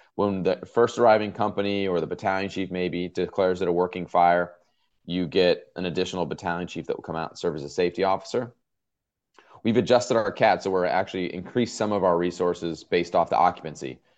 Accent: outside Los Angeles, Southern California, United States; now in Norfolk, United States; I grew up in Southern California, probably, uh, maybe twenty minutes, if that, outside the city of Los Angeles

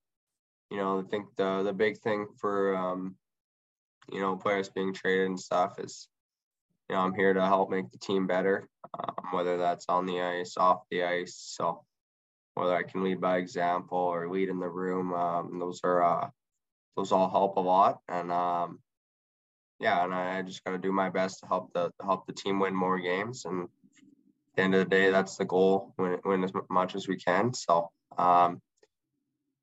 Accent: Edmonton, Alberta, Canada; now in Kamloops, Canada; I'm from Edmonton area

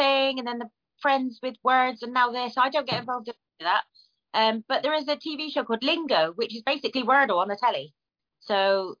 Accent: Devon, South West England, United Kingdom; I'm from Devon

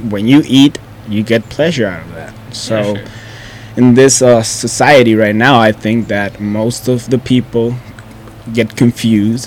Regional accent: Mexico; English is a second language; I'm from Mexico.

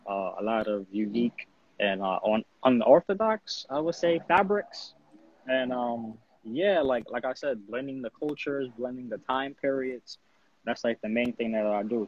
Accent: United States; as an American design designer

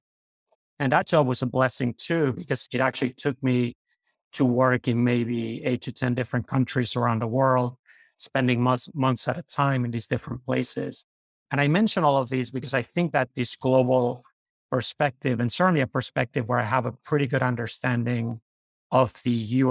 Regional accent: Madrid, Community of Madrid, Spain; moved away as an adult; I grew up in Madrid, Spain.

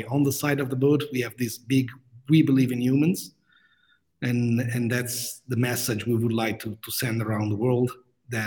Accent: Rome, Lazio, Italy; moved away as an adult; also born or lived in Grenoble, France; I'm originally from Rome, Italy.

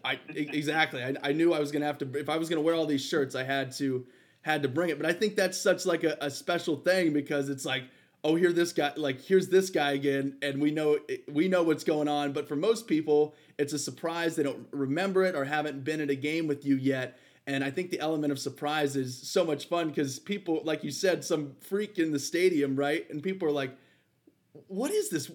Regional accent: Ohio, United States; we're from Ohio

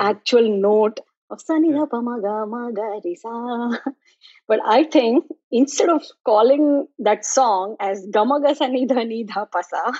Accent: Mumbai, Maharashtra, India; now in South Florida, United States; I grew up in Mumbai

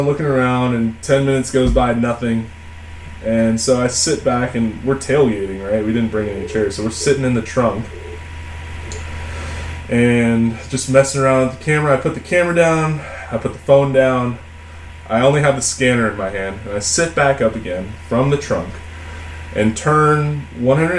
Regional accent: Portland, Oregon, United States; I'm from Portland, Oregon

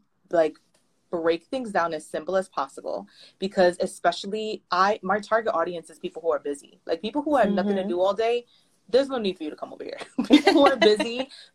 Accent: New York City, New York, United States; I'm from the Bronx, you know that I work in New York

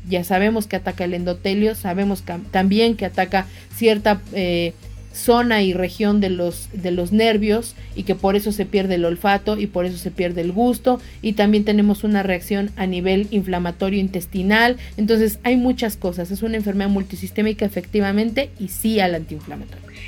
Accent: Mexico; nosotros como mexicanos somos una, una raza diferente

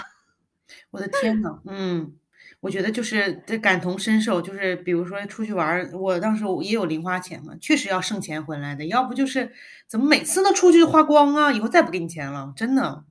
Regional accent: Guangzhou, Guangdong, China; also born or lived in northern China; 我是北方人嘛，但是我是在广州长大的

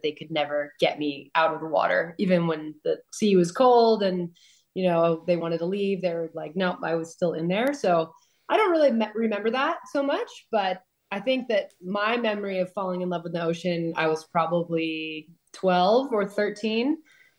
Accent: Palos Verdes, California, United States; I grew up in Los Angeles area, but like far from the city, kind of in the southern Los Angeles County. There's a town called Palos Verdes

